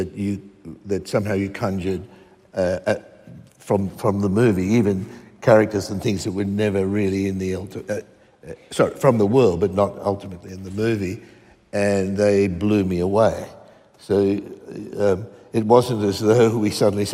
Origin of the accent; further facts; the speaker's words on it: Western Queensland, Australia; I was one of those kids growing up in Queensland where comics were illicit.